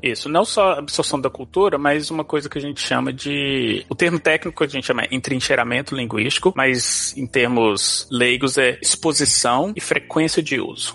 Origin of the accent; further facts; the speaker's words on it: Belo Horizonte, Minas Gerais, Brazil; first language Portuguese; moved away as an adult; also born or lived in Austin, Texas; now in United States; Primeira vez que eu saí do Brasil pra vir pros Estados Unidos, eu lembro direitinho, eu saí de Belo Horizonte